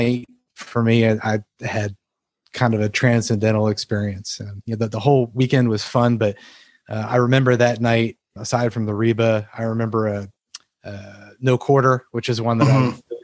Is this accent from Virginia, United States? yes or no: yes; Virginia Beach, Virginia, United States; moved away as an adult; now in North Carolina, United States; I grew up in Virginia Beach